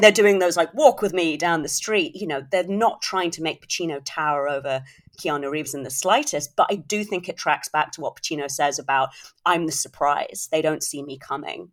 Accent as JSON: {"language": "English", "country": "United Kingdom", "said": "as a Brit"}